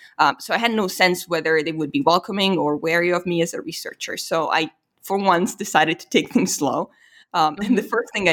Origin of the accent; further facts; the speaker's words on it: Italy; So whenever I revealed that I was from Italy, there was just this immediate cultural recognition